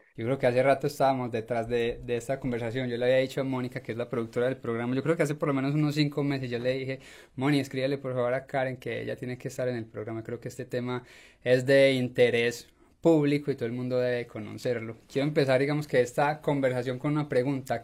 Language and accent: Spanish; Colombia; now in United States; soy colombiano y sé cómo se maneja en Colombia